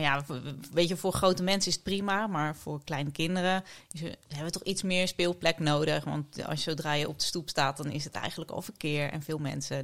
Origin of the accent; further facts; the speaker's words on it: Dordrecht, South Holland, Netherlands; moved away as an adult; now in The Hague, Netherlands; Ik ben een geboren schapenkop. Ik kom uit Dordrecht.